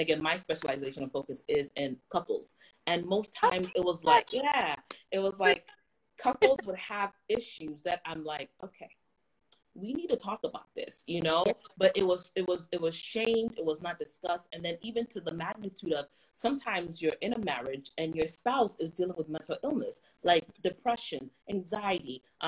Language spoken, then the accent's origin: English; Ghana; It's okay, I'm Ghanaian, and once in a while, I think I'm speaking English, everybody's like, there's an accent